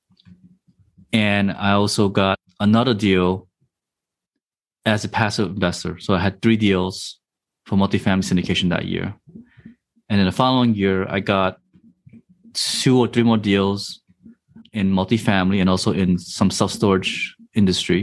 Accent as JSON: {"language": "English", "region": "New Jersey", "country": "United States", "tie": "born or raised there", "said": "I was in my 20s, growing up in New Jersey"}